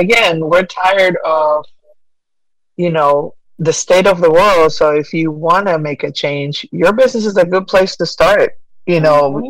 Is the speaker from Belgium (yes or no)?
no; Buenos Aires, Argentina; now in Asheville, United States; I was born and raised in Argentina. I've made my way to the U.S. with my family and long, many, many, many moons ago, and eventually ended up here in Western North Carolina in Asheville.